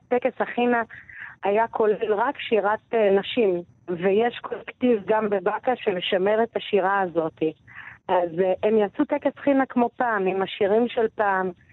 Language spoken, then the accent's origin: Hebrew; Baqa al-Gharbiyye, Haifa District, Israel; ובאקה היא מאוד יקרה לליבי, נולדתי שם, גדלתי שם